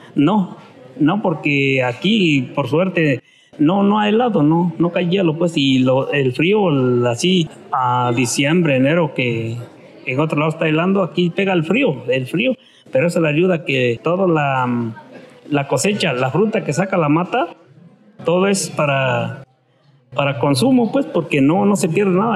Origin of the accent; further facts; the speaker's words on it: Zimatlán de Álvarez, Oaxaca, Mexico; also born or lived in Santa María Vigallo; casi se puede decir que nosotros somos de Cimatlán